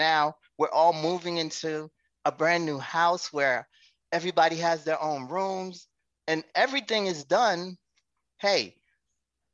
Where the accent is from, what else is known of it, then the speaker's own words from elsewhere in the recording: Haiti; moved away; I was a child and still brought in to advise my parents on finances, because we're from Haiti